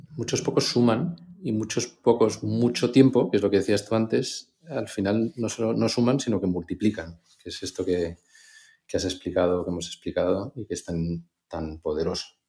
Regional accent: Spain; como los españoles

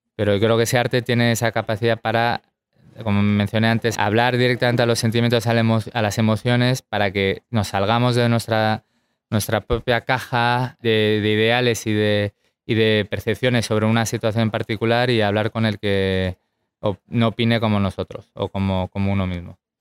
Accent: United States; como americano

